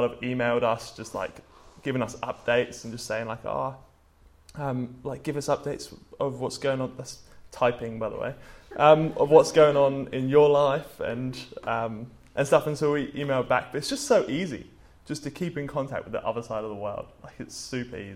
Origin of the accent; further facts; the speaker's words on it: England, United Kingdom; moved away; I'm from England